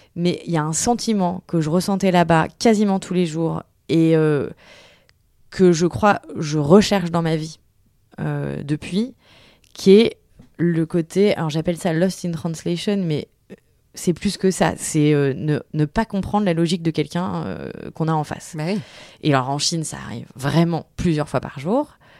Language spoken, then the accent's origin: French; Tours, Centre-Val de Loire, France; also born or lived in Paris / New York / China / Lille; now in Seine-Saint-Denis, France; je viens de Tours, ce qui est pas loin de Paris